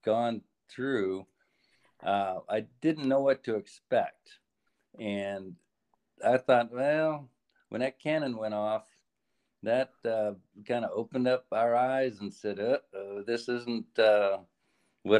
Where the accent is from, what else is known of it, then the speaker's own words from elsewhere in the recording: Oregon, United States; also born or lived in Whitehorse, Yukon, Canada; grew up in Oregon